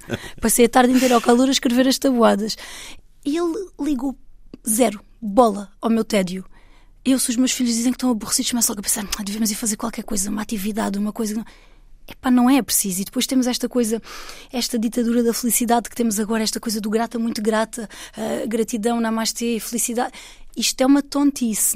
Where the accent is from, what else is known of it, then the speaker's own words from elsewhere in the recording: Alentejo, Portugal; Eu, eu sou portuguesa e eu sou uma mulher do Alentejo